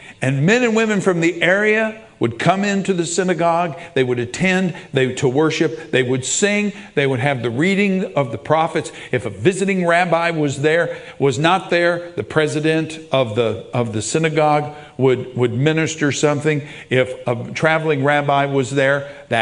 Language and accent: English; Oklahoma, United States; I'm from Oklahoma